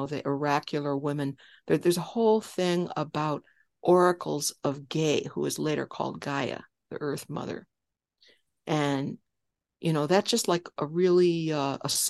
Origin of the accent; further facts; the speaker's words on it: West Chicago, Illinois, United States; I grew up in Illinois